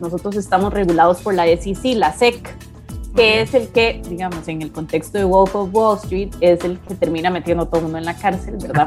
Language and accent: Spanish; Costa Rica; moved away as an adult; also born or lived in Puerto Rico / United States; soy costarricense, igual que todos los socios de Inverso